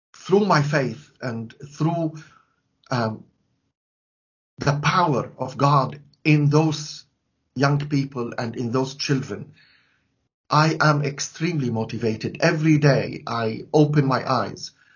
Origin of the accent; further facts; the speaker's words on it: Latakia, Latakia Governorate, Syria; now in London, United Kingdom; In my hometown, Latakia